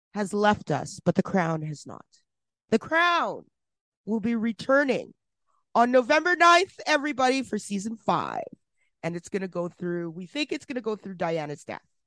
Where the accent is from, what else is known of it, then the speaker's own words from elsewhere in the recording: Edmonton, Alberta, Canada; from Edmonton, Alberta, my hometown